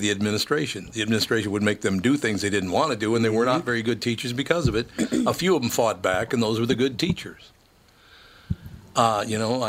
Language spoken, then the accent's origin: English; Minnesota, United States; I grew up in Minnesota